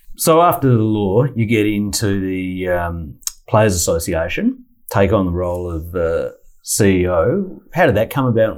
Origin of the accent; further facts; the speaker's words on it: Adelaide, South Australia, Australia; moved away as an adult; I'm from Adelaide, and yeah. I, I, left on about my 19th birthday and got out of there.